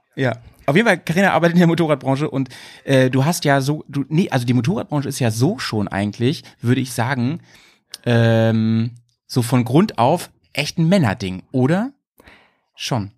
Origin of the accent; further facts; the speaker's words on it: Hanover, Lower Saxony, Germany; now in Bremen, Germany; Ich komme ja aus Hannover eigentlich, aus der Gegend